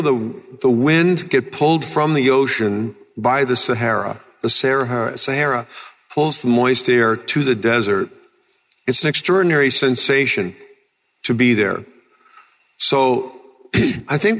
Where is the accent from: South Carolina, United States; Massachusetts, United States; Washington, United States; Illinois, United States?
Illinois, United States; I'm just a guy from Illinois